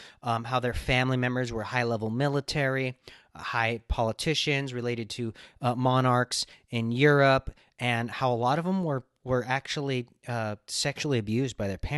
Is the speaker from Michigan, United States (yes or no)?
no; Los Angeles, California, United States; I mean, I grew up in LA in the Hollywood area, and it's just always centered around weird shit, right?